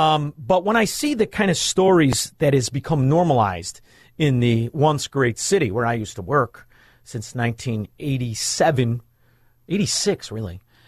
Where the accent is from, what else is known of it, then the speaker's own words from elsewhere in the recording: Melrose Park, Illinois, United States; First of all, I am never. I'm from Melrose Park.